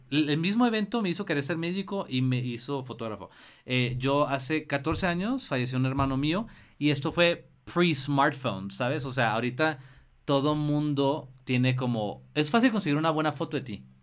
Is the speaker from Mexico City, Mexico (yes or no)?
no; Tijuana, Baja California, Mexico; soy de Tijuana.